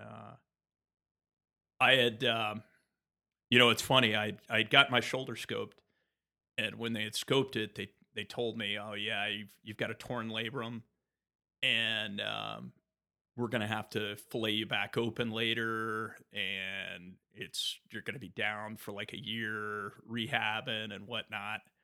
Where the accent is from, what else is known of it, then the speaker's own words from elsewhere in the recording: Tampa, Florida, United States; I was born in Tampa, Florida